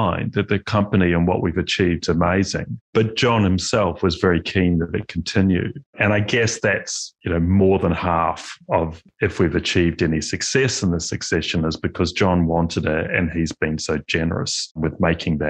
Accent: Christchurch, Canterbury, New Zealand; also born or lived in Melbourne, Australia; Growing up in Christchurch

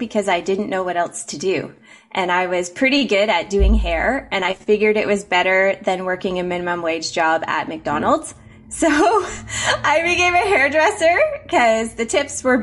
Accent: Ontario, Canada; moved away as an adult; also born or lived in United States; I was raised in Mennonite country

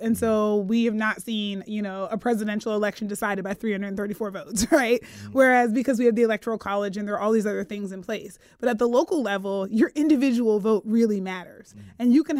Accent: Pennsylvania, United States; And I'm from Pennsylvania.

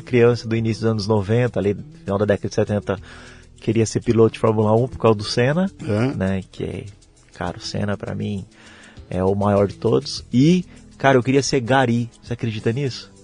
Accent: Cuiabá, Mato Grosso, Brazil; moved away as an adult; now in Curitiba, Brazil; Eu sou de Cuiabá, a capital né, do meu estado

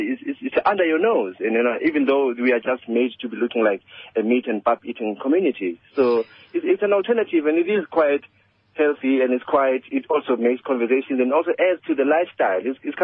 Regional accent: Soweto, Gauteng, South Africa; as a young person growing up in Soweto

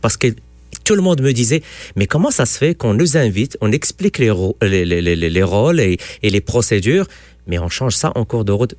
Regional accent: Quebec, Canada; En tant que Québécois

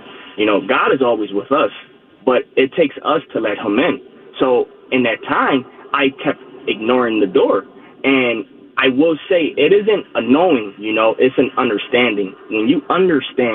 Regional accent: Philadelphia, Pennsylvania, United States; born and raised in Philadelphia

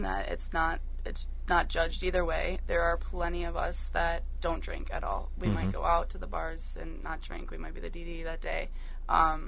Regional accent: Madison area, Wisconsin, United States; I grew up in Wisconsin

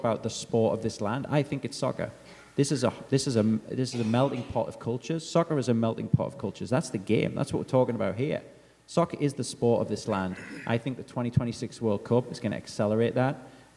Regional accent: England, United Kingdom; moved away; as an Englishman

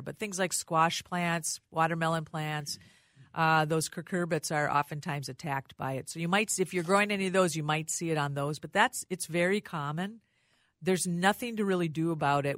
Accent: Rochester, Minnesota, United States; I lived, I grew up in Rochester

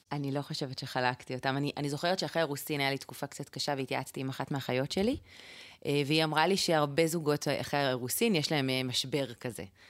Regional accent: Israel; now in Tekoa; אני גדלתי ביישוב שככה, כמו נראה לי הרבה יישובים אה, דתיים

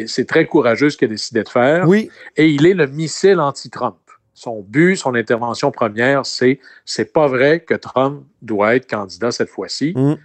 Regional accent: Quebec, Canada; Chez nous, au Québec

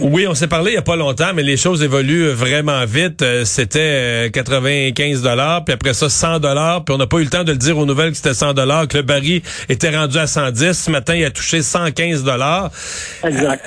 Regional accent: Bas-Saint-Laurent, Quebec, Canada; dans mon coin de pays, dans le bas du fleuve

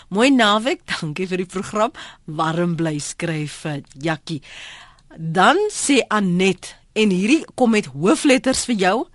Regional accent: Free State, South Africa; Ek het in Makwa in die Oos-Vrystaat um groot geword

